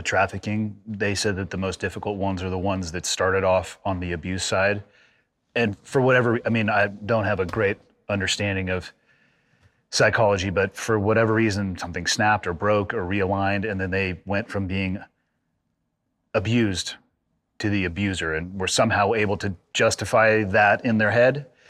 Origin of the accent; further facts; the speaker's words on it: California, United States; growing up in California